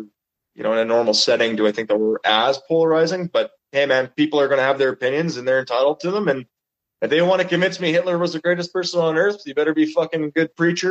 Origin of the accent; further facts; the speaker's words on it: Canada; the band being Canadian citizens